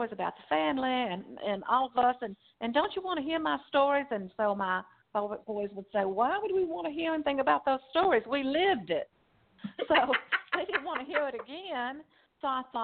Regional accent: Rockdale County, Georgia, United States; accent: Southern Georgia; moved away as an adult; now in Newnan, United States; I grew up in Rockdale County over on the east side.

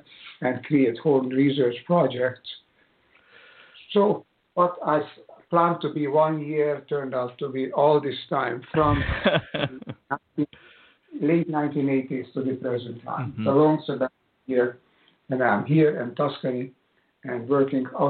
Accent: Budapest, Hungary; moved away; also born or lived in United States; as a child concert pianist, a child prodigy, in the city of Budapest, where I was born in Hungary.

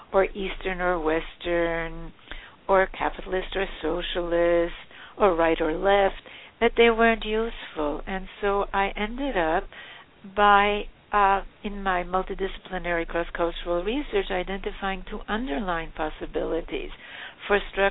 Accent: Havana, Cuba; moved away; also born or lived in Vienna, Austria; I grew up in the industrial slums of Havana

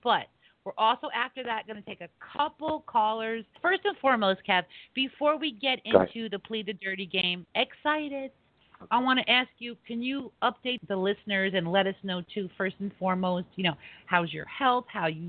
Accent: East Coast, United States; We're from the East Coast. We all understand each other, right, Kevin?

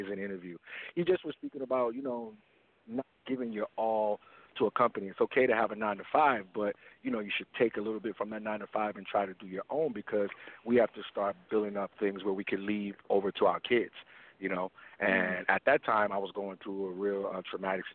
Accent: New York City, New York, United States; now in Fort Lauderdale, United States; I'm originally from New York, Queens, but right now I'm currently located in Fort Lauderdale, Florida

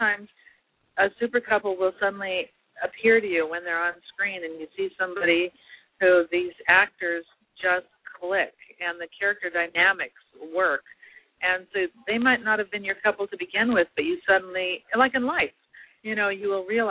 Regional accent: Los Angeles, California, United States; I was born in Los Angeles and I was in the shadow of Disneyland

